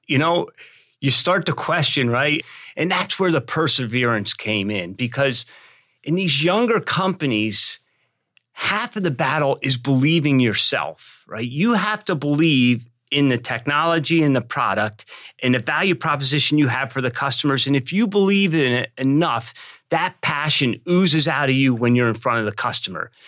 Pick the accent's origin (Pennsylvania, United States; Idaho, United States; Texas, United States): Pennsylvania, United States; I'm from Pennsylvania.